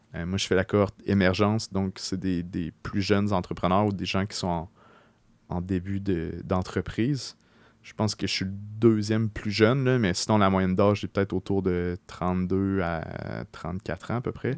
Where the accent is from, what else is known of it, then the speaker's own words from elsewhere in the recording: Beauce, Quebec, Canada; moved away as an adult; now in Quebec City, Canada; j'ai grandi en Beauce jusqu'à l'âge de 17 ans